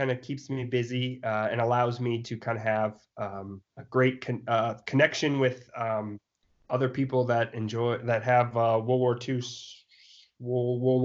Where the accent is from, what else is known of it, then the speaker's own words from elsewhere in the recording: South Dakota, United States; I grew up in South Dakota.